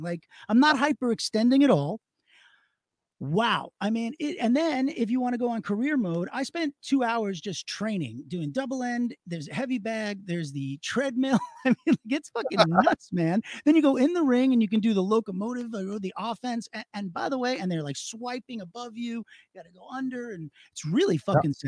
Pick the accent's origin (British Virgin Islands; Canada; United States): United States; Long Island, New York; I'm Jewish and from Long Island